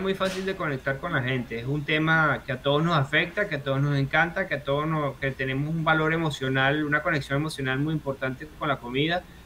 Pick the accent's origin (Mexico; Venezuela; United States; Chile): Venezuela; moved away as an adult; now in Australia; corregía a la gente que cree que soy de Argentina, decir que es Venezuela